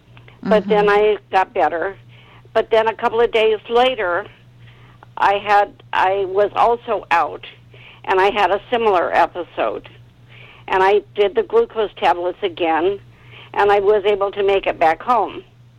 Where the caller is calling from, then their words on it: Bay Area, California, United States; I'm calling from the Bay Area